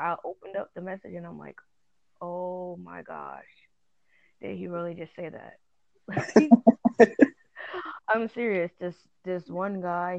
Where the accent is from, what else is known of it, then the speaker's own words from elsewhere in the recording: Long Island, New York, United States; I'm from Long Island